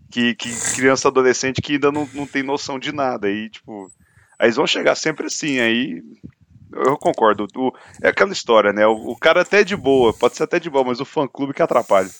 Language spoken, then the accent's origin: Portuguese; Brazil; sou do Brasil